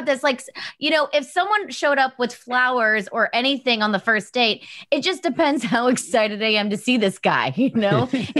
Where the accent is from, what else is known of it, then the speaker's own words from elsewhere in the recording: New York, United States; I'm a New Yorker.